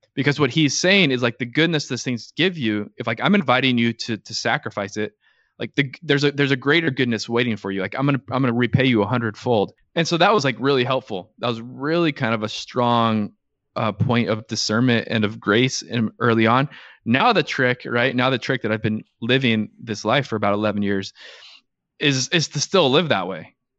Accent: Orange County, Southern California, United States; I grew up in Southern California, so an Orange County kid

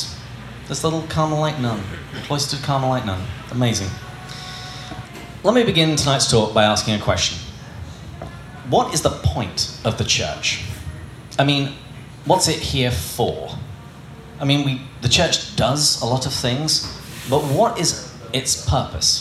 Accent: England, United Kingdom; growing up in England

